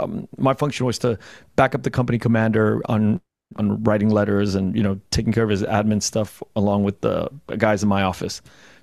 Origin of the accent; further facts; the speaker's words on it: United States; And as an American, we have these privileges of kind of analyzing war that way.